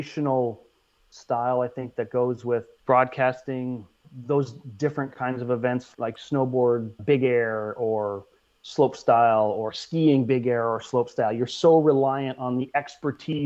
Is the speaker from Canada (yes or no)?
yes; Canada; as a Canadian